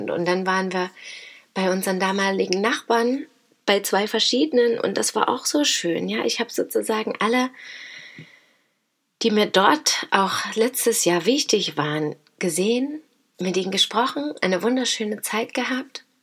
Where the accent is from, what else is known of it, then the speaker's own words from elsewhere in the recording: Dresden, Saxony, Germany; Und ich komme aus Großschirmern, aus Dresden und wir treffen uns da, ja.